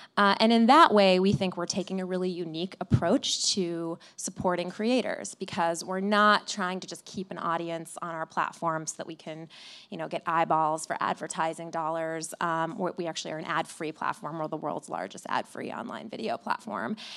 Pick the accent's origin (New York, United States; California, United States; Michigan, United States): Michigan, United States; Flint; moved away; I, I grew up in Flint